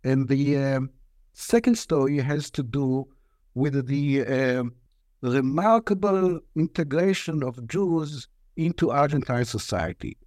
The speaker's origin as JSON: {"language": "English", "region": "Tel Aviv District", "country": "Israel", "tie": "born or raised there", "first_language": "Hebrew", "second_language": "English", "said": "I grew up in a suburb of, uh, uh, Tel Aviv, where I completed my, uh, elementary school and, uh, uh, high school"}